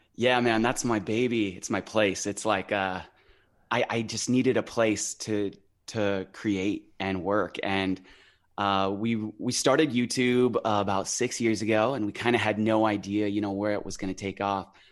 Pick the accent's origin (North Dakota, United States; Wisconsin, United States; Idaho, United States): Idaho, United States; also born or lived in San Diego, California; now in near San Diego, United States; I was born in San Diego, um, and I lived in the city until I was about five or six. Um, and my grandma, who at the time lived in Idaho, uh, drove down to California, picked us up, and hauled us over to her place in Idaho.